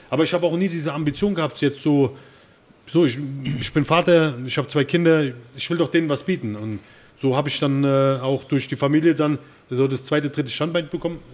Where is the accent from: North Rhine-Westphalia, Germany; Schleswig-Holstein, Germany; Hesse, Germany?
Hesse, Germany; Erbach; now in Frankfurt, Germany; ich bin ja, äh, nicht hier in Frankfurt geboren, ich bin, äh, in Erbach im Odenwald geboren